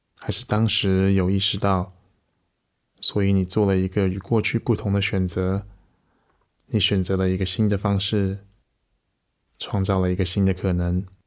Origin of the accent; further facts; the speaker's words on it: Taiwan; 我们甚至在台湾这个小岛上